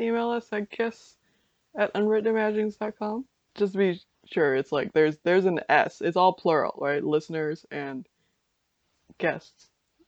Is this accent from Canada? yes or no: yes; Canada; I'm Canadian